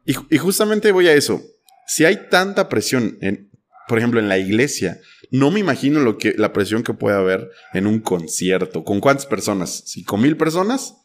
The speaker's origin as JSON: {"language": "Spanish", "country": "Mexico", "said": "como mexicano"}